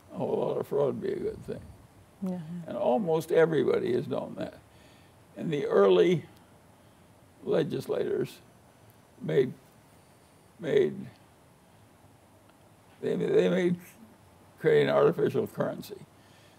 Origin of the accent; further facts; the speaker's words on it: Omaha, Nebraska, United States; little boy growing up in Omaha